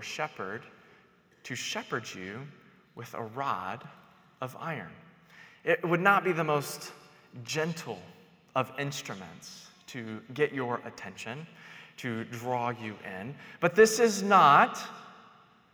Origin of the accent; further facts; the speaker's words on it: North Carolina, United States; now in New Mexico, United States; I'm from North Carolina